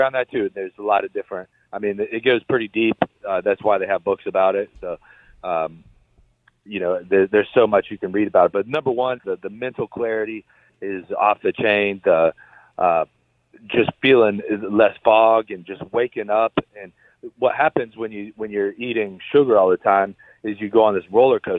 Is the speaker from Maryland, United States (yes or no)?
no; Ohio, United States; we're both from Ohio